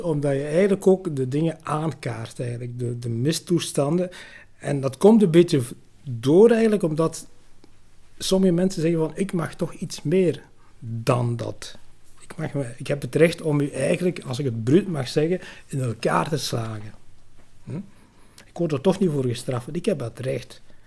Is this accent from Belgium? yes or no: yes; Tessenderlo, Flanders, Belgium; also born or lived in Lubumbashi, Congo; ik ben eigenlijk opgegroeid vooral de Senderlo, dus bij Ham